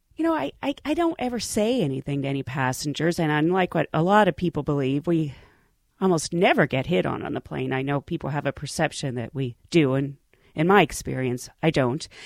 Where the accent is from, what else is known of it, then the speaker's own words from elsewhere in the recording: Pittsburgh, Pennsylvania, United States; I'm a girl from Pittsburgh. I'm one of 10 kids. My parents had no money